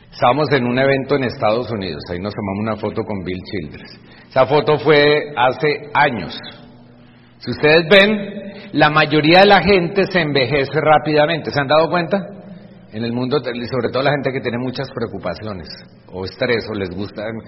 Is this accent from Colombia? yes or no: yes; Bucaramanga, Santander, Colombia; Aquí con mi papá en Bucaramanga, donde yo nací